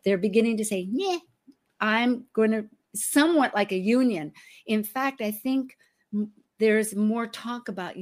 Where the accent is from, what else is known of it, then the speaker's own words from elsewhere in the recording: the Northwest, Pacific Northwest, United States; moved away; I was from the Northwest